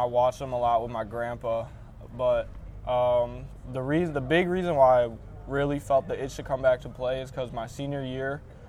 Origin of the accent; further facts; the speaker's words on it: Racine, Wisconsin, United States; I'm from Racine. I went to St. Catharines. I played football at St. Cat's, and then I went and played 4 years of football at Benedictine University. And now full circle back home.